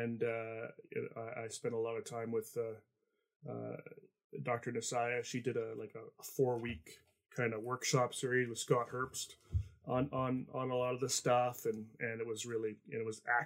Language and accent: English; Canada; I'm Canadian